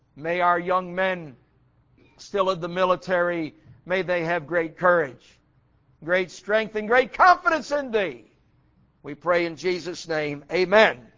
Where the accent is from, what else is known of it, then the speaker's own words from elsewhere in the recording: United States; I'm an American.